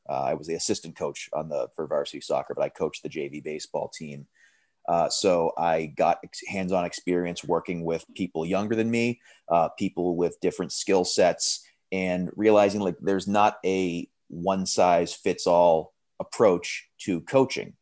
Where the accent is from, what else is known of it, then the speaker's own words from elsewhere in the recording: Framingham, Massachusetts, United States; moved away as an adult; I'm originally from Framingham, Massachusetts